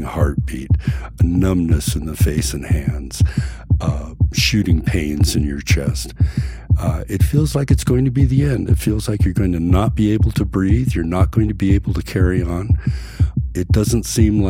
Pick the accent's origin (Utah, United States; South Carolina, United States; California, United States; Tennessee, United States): California, United States; Hermosa Beach; I'm from Hermosa Beach, California.